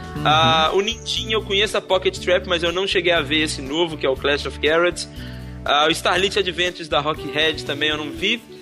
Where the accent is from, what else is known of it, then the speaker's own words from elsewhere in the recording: Belo Horizonte, Minas Gerais, Brazil; ter vindo de Belo Horizonte, que é a minha terra